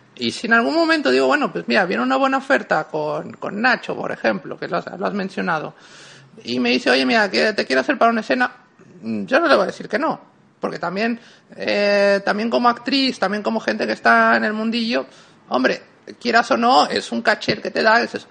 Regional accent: Mexico; now in Spain; En México yo puedo decir que en mis orígenes tal, a ver, vengo de donde vengo

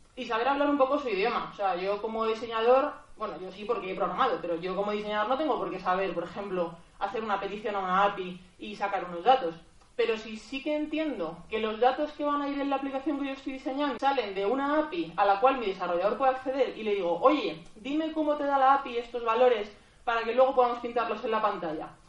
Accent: Madrid, Community of Madrid, Spain; soy de, soy de Madrid

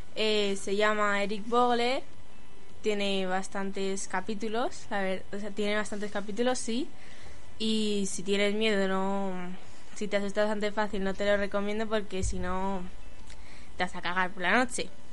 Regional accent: Navas del Rey, Community of Madrid, Spain; Yo soy aquí, de Navas

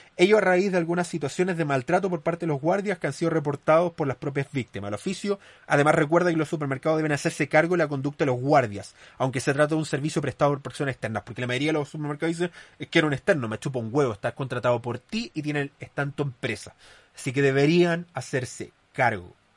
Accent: Chile; somos un buen país con respecto a Latinoamérica

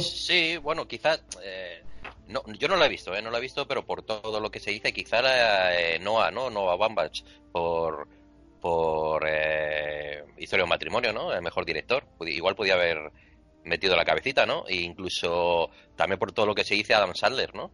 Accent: Spain

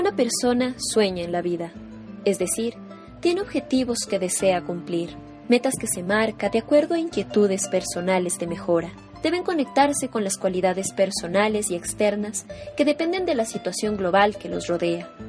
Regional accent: Ecuador; consideramos importante como ecuatorianos

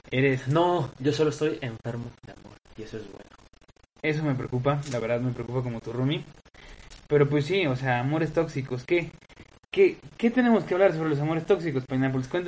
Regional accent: Veracruz, Mexico; now in Puebla, Mexico; Bueno, digo, yo no comparto eso, yo soy de ciudad. Afortunadamente crecí en Veracruz, no en Oaxaca, sí, porque qué, gran cliché, ¿no? Un, poblano, un, jarocho y un oaxaqueño viviendo en Puebla.

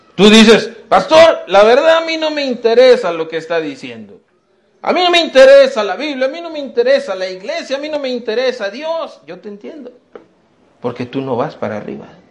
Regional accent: Mexico; todos somos mexicanos, qué bueno, ¿verdad? Mira, somos ciudadanos mexicanos

